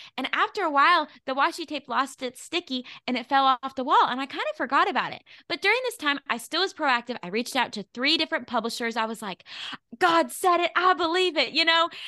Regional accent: Arkansas, United States; out of Arkansas, my hometown

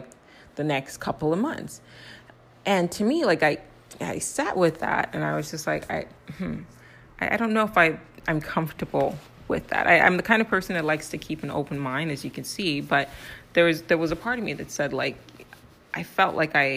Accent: Nigeria; I'm also Nigerian.

